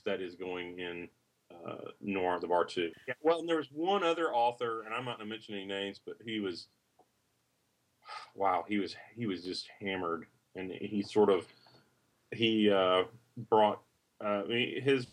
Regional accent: the South, Southern United States, United States; accent: Southern; my Southern accent

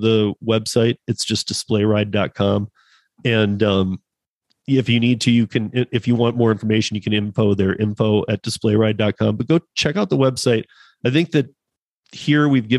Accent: Michigan, United States; where I grew up in Michigan

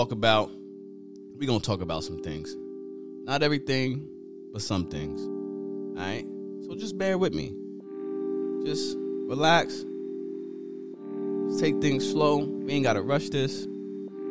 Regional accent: Pennsylvania, United States; I'm from Pennsylvania

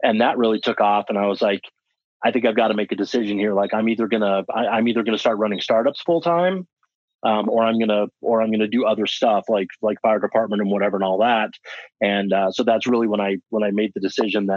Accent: Colorado, United States; moved away as an adult; also born or lived in Washington; So I was actually born and raised in Colorado.

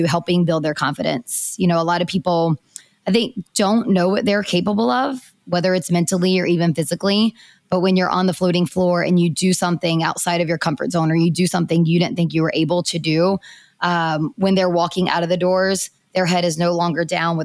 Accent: Hickory, North Carolina, United States; I am from Hickory, North Carolina, so not too far from Raleigh, about 2.5 hours. And I did grow up very active in sports.

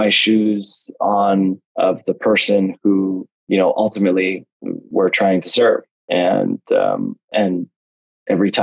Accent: West Coast, Canada; I grew up on the West Coast

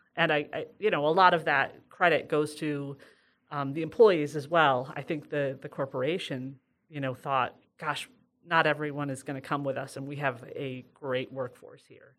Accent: Sidney, New York, United States; I'm from Sydney

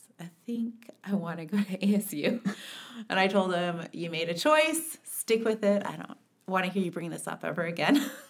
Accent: Mesa, Arizona, United States; also born or lived in Page, Arizona / Kayenta, Arizona / Provo, Utah; we lived on the Navajo Nation until I was about five, and that was when we moved to Mesa. And grew up in Mesa, did Emerson, Carson, Westwood

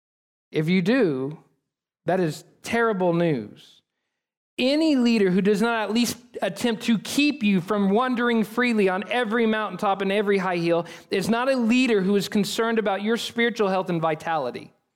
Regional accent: United States; we as American people

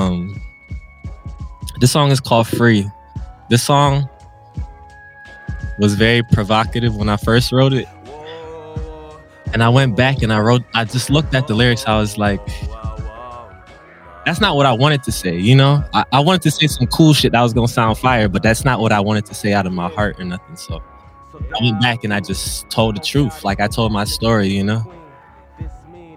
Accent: Buffalo, New York, United States; moved away as an adult; also born or lived in Brooklyn, New York / California

